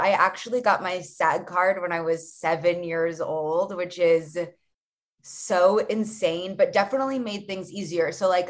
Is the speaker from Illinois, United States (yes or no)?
no; Los Angeles, California, United States; I'm like one of the rare LA unicorns. I was born and raised in Los Angeles